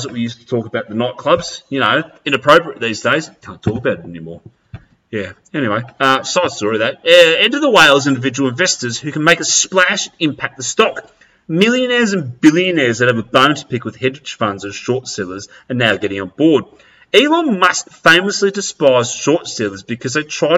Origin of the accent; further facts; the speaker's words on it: Australia; I'm going to come back to my roots of where I was born and I grew up in Australia